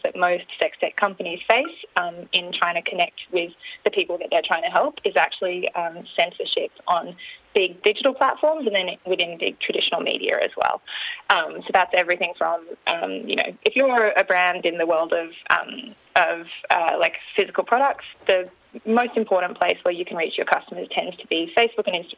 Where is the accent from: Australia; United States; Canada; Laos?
Australia; Australians have that really lovely, like, combination of being very friendly. We love jokes.